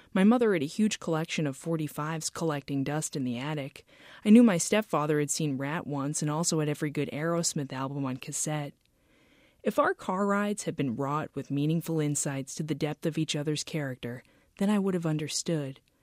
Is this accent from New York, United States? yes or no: yes; Lake Ronkonkoma, New York, United States; moved away; Growing up in Lake Ronkonkoma